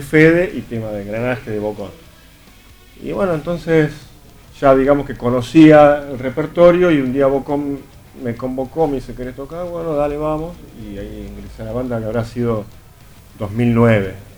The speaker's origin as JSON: {"language": "Spanish", "area": "Burlingame", "region": "Buenos Aires Province", "country": "Argentina", "tie": "born or raised there", "said": "Nací ahí, estuve, viví un año ahí? viví un año de pequeñito y después fuimos a vivir a otro barrio, a Burlingame"}